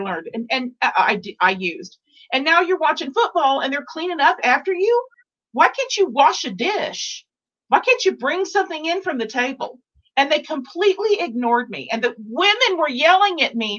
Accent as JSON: {"language": "English", "region": "Texas", "country": "United States", "said": "I'm from Texas and I was in Dallas"}